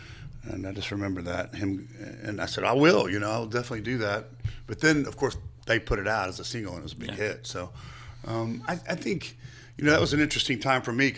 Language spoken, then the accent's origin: English; Lynchburg, Virginia, United States; also born or lived in Staunton, Virginia / Harrisonburg, Virginia; I was in Harrisonburg, and I grew up in Lynchburg and Stanton